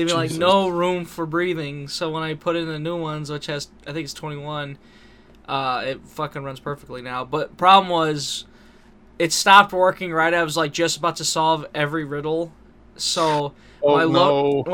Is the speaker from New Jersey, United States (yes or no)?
no; Rockford, Illinois, United States; we're from Rockford.